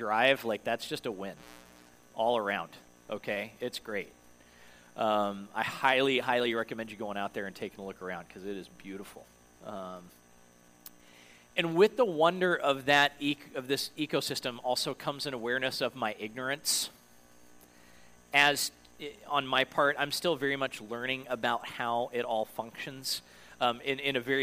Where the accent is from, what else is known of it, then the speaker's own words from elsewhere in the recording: Denver, Colorado, United States; moved away; I grew up in Denver, Colorado, and it's basically high desert